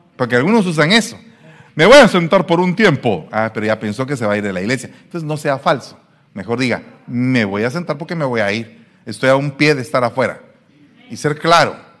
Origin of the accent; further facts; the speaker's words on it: Guatemala; moved away; Soy guatemalteco